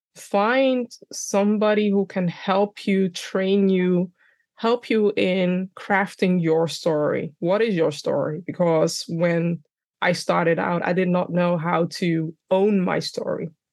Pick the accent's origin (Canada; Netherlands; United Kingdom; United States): Netherlands; Amsterdam, North Holland; accent: Dunglish; English is a second language; I'm born and raised in the Netherlands, by the way, in Amsterdam.